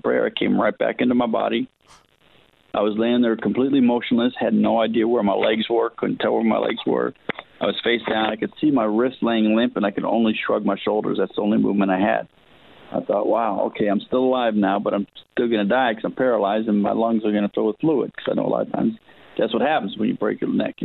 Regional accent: Los Angeles, California, United States; also born or lived in Hollywood / Malibu / Newport Beach; I was born in Hollywood, and raised in the San Fernando Valley

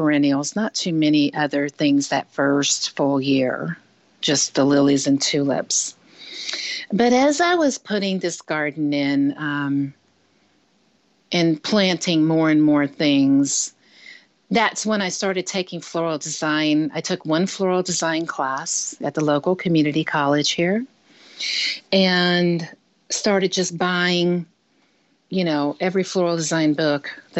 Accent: Michigan, United States; now keep in mind, I was coming from Michigan, you know, so we didn't have a flower shop in Michigan

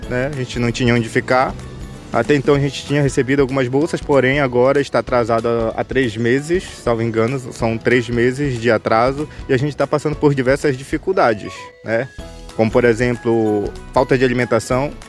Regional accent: Gurupá, Pará, Brazil; moved away as an adult; now in Santarém, Brazil; sou lá do município de Gurupá, de uma unidade de conservação chamada RDS Tatuá Banquear.

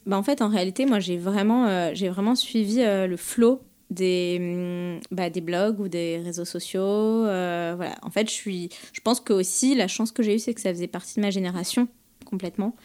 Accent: Paris, Île-de-France, France; je suis une Parisienne euh, pure et dure. Je suis née à mhm. Paris, j'ai fait mes études à Paris, j'ai grandi à Paris

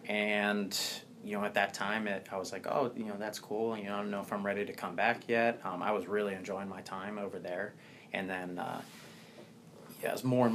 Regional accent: Cincinnati, Ohio, United States; born or raised there

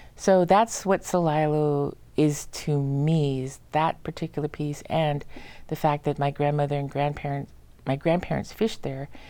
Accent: Madras, Oregon, United States; also born or lived in Santa Fe / Portland; I was raised in Central Oregon, went to school all twelve years at Madras High School

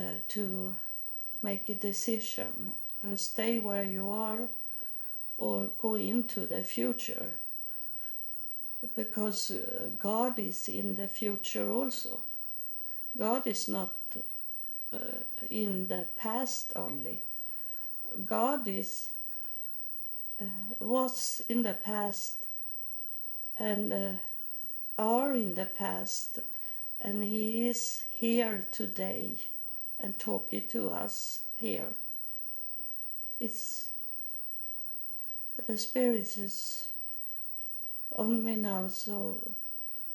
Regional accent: Sweden; I come from Sweden, and I come the whole way to India

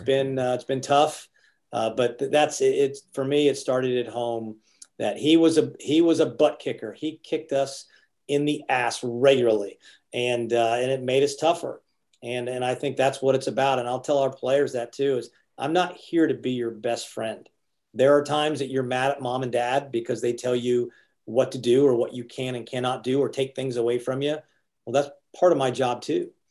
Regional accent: Athens, Ohio, United States; moved away as an adult; now in Athens, United States; I'm from Athens, Ohio, and now I'm in Athens, Georgia

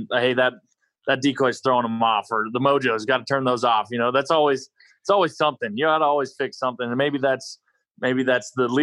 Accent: North Dakota, United States; moved away as an adult; I grew up in North Dakota

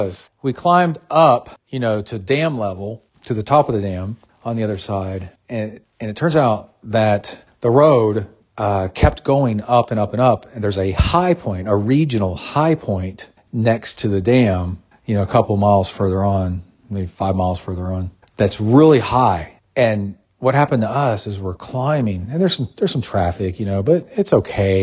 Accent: Tennessee, United States; moved away; I grew up in Tennessee on Watts Bar Lake.

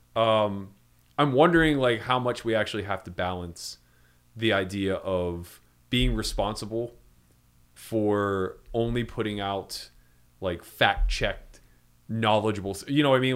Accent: East Coast, United States; I come from the East Coast

